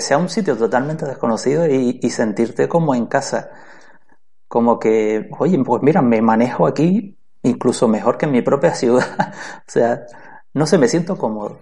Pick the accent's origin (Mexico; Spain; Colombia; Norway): Spain; Canary Islands; yo soy de Canarias